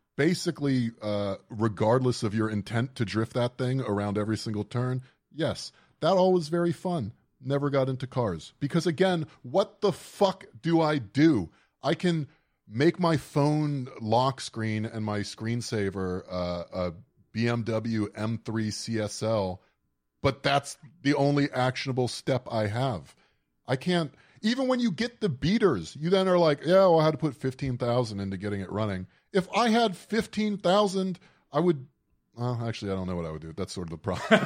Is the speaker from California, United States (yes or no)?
no; South Florida, United States; I grew up in South Florida